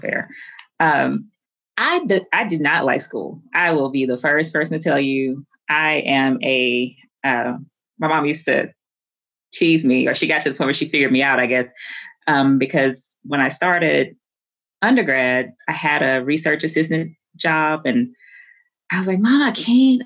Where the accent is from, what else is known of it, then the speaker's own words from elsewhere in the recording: Houston, Texas, United States; I'm from Houston. Like, I am, I went, my family's Catholic, but we are a Black Catholic community in the inner city